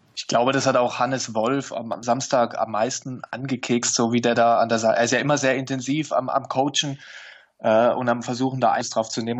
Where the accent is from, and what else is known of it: near Neckarelz, Baden-Württemberg, Germany; born or raised there